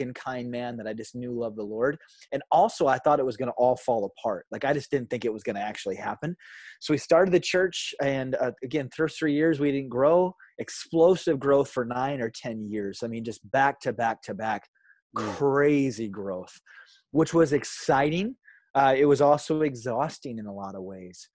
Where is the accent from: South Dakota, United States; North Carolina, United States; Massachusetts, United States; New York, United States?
South Dakota, United States; I am from South Dakota